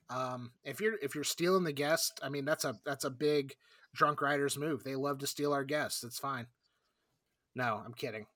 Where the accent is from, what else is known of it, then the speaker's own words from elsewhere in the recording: South Florida, United States; I grew up in South Florida